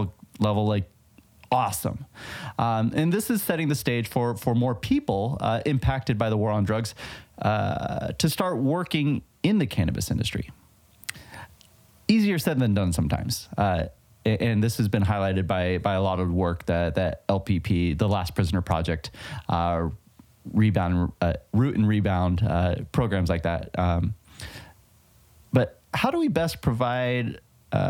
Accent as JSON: {"language": "English", "region": "California", "country": "United States", "said": "my home state of California"}